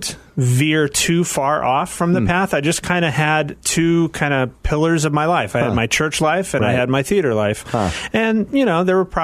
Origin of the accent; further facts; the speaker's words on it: Phoenix, Arizona, United States; I was raised in Phoenix, Arizona, Southern Baptist.